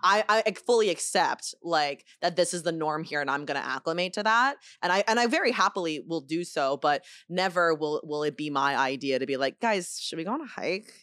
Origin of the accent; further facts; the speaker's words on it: United States; first language Chinese; English is a second language; I'm a Chinese kid in, in America